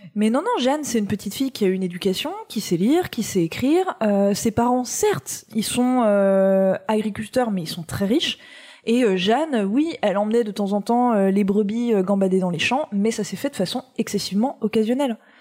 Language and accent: French; Nancy, Grand Est, France; originaire de ma région d'origine, à savoir oh, la Lorraine. Et eh oui, je suis Lorraine, je suis née